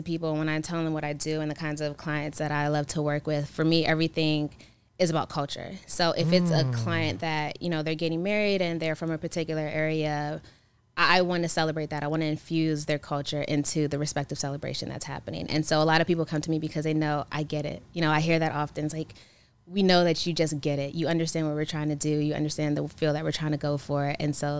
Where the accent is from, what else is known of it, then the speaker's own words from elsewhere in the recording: Maryland, United States; born there; No, I mean, I was born in Maryland.